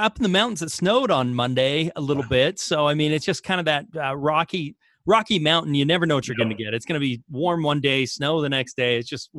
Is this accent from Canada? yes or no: no; Australia; accent: Australian; now in Salt Lake City, United States; Aussie accent makes my bio sound even better than it is.